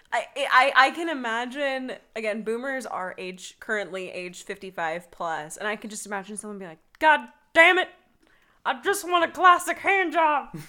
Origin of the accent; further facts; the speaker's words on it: the South, United States; I'm originally from the South